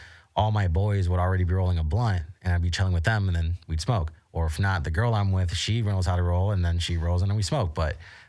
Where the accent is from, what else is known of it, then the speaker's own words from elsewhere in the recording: Florida, United States; moved away as an adult; now in Las Vegas, United States; I'm from Florida.